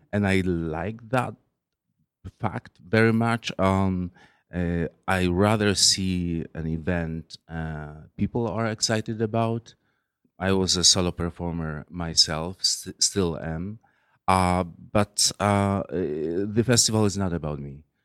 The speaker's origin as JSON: {"language": "English", "country": "Poland", "moved": "as an adult", "lives_now": "New York, United States", "said": "I, am originally from from Poland"}